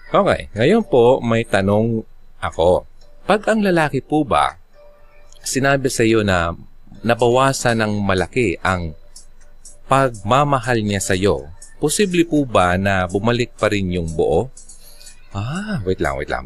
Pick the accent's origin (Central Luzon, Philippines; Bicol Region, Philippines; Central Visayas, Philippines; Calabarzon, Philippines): Bicol Region, Philippines; Actually, taga Bicol ako.